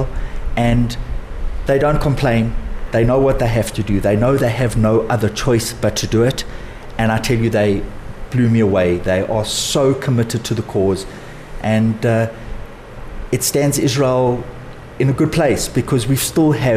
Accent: South Africa; as South African Jews

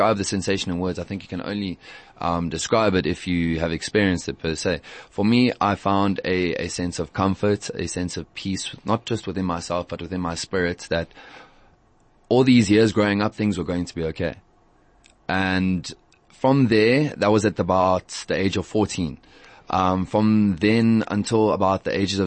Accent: Johannesburg, Gauteng, South Africa; also born or lived in Fairlands; I grew up in Lombardy East, down the road from Alexandra

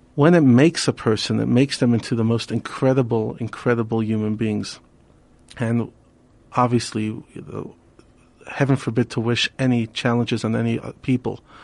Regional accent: New York City, New York, United States; now in Johannesburg, South Africa; We grew up together in Brooklyn

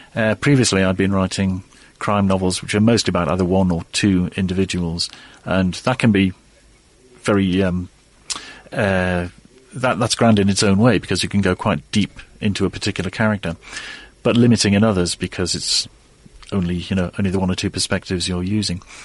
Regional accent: Newcastle upon Tyne, North East England, United Kingdom; moved away as an adult; now in Oxford, United Kingdom; I grew up in the northeast of England, Newcastle upon Tyne.

